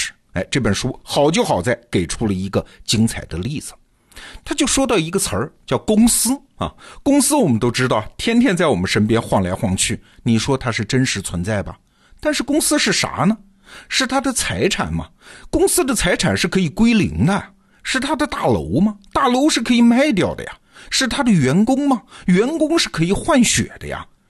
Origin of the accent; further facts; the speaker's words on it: China; 我们中国人的老祖宗的共同想象